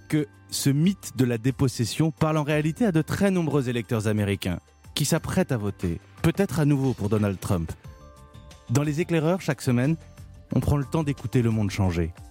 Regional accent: France; Quand on est français

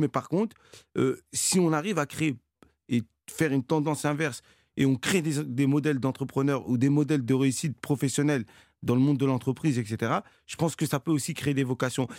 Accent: Cergy-Pontoise, Île-de-France, France; j'ai grandi à Cergy-Pontoise, euh, dans un quartier qui s'appelait la Croix-Petit

